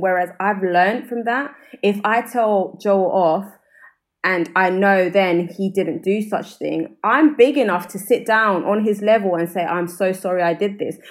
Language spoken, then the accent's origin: English; London, United Kingdom; accent: South London; i'm from brixton